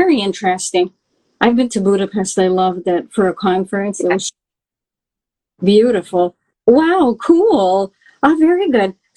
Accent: Canada; I grew up in Canada

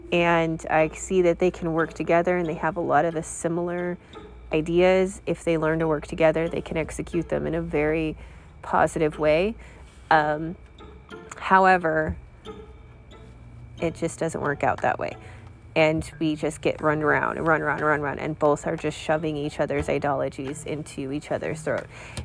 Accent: California, United States; So for me, growing up in California, that's what I've learned.

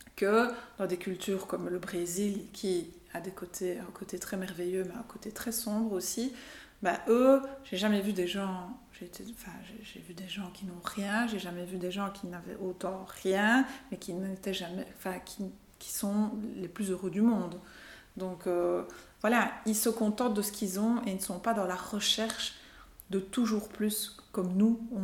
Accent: Belgium; also born or lived in Portugal / Brazil / Brussels; on est parti, j'avais deux semaines, on a quitté la Belgique

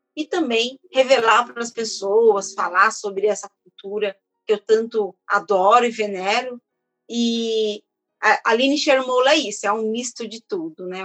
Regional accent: São Paulo, Brazil; also born or lived in Feira de Santana, Bahia; sou baiana, mas eu fui criada aqui em São Paulo

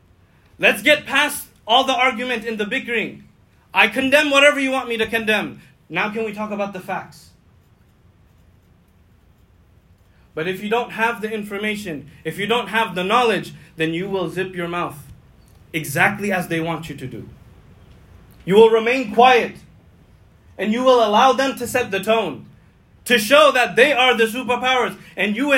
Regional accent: United States; as an American.

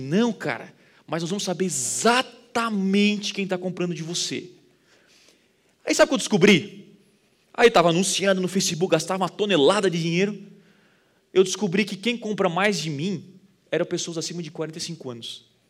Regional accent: Criciúma, Santa Catarina, Brazil; Eu sou de Criciúma, do interior

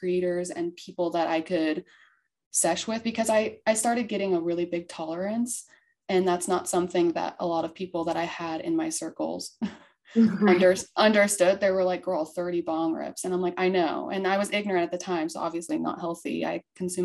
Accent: Montana, United States; I came from Montana

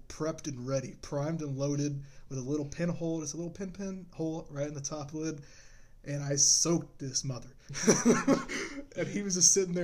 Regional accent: United States; we're American

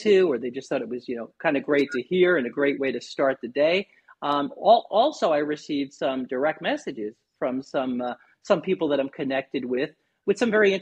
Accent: New York, United States; moved away as an adult; now in Naples, United States; born and raised in New York. In 2008, my family and I relocated down to beautiful Southwest Florida, right in the Naples area

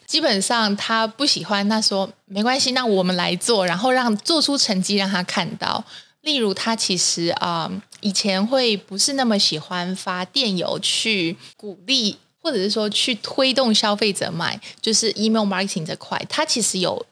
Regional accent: Taiwan; 我们台湾人

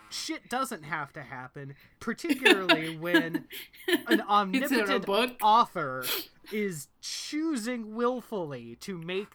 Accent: Indiana, United States; moved away; I'm from Indiana.

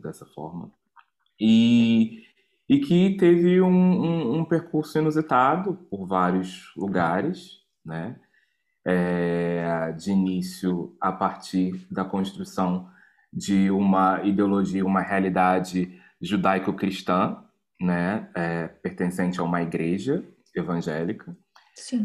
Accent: Rio de Janeiro, Brazil; moved away as an adult; sou natural do Rio de Janeiro, Brasil

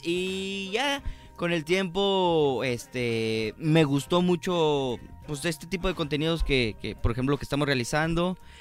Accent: Guadalajara, Jalisco, Mexico; nací aquí en Guadalajara, Jalisco

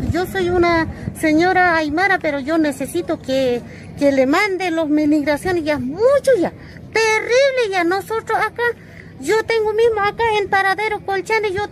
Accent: Chile; Yo soy chilena, yo necesito, nosotros comemos de que como somos de la frontera

